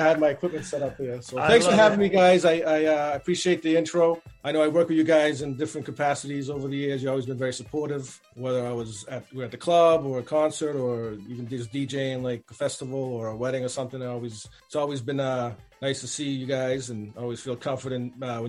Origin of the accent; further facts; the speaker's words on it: Lynn, Massachusetts, United States; I was born and raised here at Lynn, Massachusetts, which if you're not from around the area, is like 20 minutes north of Boston. You know, and my, you know, immigrant parents